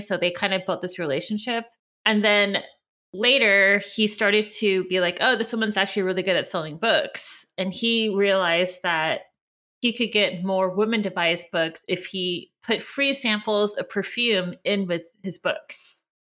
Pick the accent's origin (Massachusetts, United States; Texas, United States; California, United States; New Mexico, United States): California, United States; now in New York, United States; we're all from California and we've all lived in New York and we still live in New York